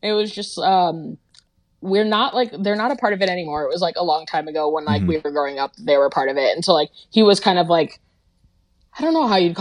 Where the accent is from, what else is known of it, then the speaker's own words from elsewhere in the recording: Madison, Wisconsin, United States; also born or lived in Minnesota / Boston; we grew up in Madison, Wisconsin, and kind of bounced around